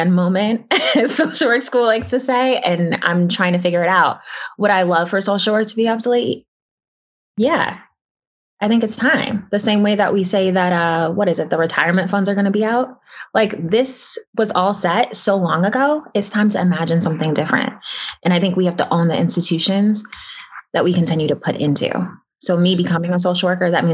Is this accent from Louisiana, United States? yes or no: no; New York City, New York, United States; my building that I grew up